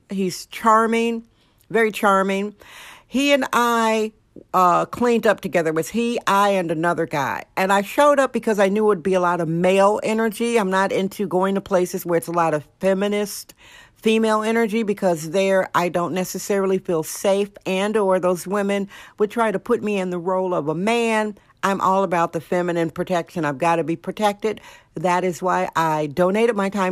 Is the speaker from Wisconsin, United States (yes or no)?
yes; Wisconsin, United States; now in California, United States; Wisconsin, my home state, Wisconsin